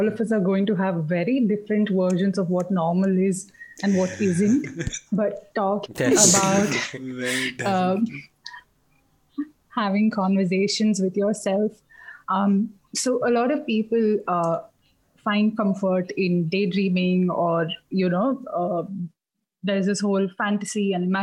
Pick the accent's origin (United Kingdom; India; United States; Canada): India; Bangalore, Karnataka; also born or lived in Mangalore; So till fifth, I was in Mangalore, and then we moved to Bangalore